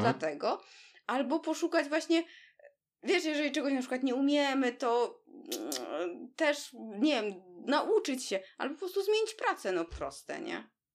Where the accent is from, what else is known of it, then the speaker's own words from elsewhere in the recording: Warsaw, Masovian Voivodeship, Poland; jesteśmy oboje z Warszawy